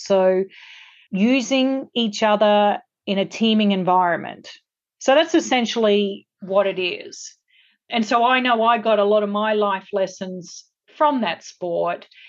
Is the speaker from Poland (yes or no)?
no; Australia; now in Los Angeles, United States; I grew up in Australia